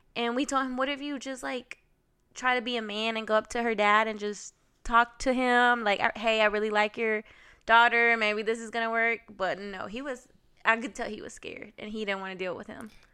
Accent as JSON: {"language": "English", "town": "Carrollton", "region": "Georgia", "country": "United States", "tie": "born or raised there", "said": "I'm from Carrollton, Georgia, out west. Growing up, I think our school was minority"}